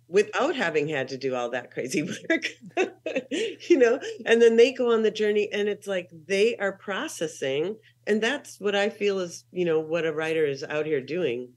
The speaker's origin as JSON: {"language": "English", "town": "Minneapolis", "region": "Minnesota", "country": "United States", "also_born_or_lived": "Salt Lake City, Utah / Portland, Oregon / Los Angeles, California / Columbus, Ohio", "moved": "as an adult", "said": "I'm from Minneapolis, Minnesota. Um, I left when I was nineteen"}